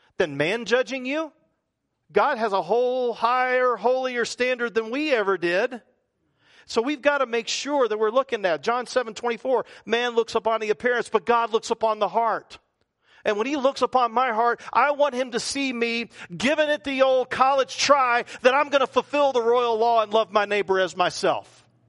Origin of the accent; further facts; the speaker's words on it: the South, United States; accent: Southern; talk like I'm a Southerner